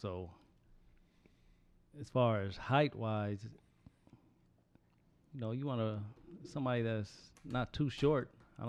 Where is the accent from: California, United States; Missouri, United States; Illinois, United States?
California, United States; now in Atlanta, United States; I'm from California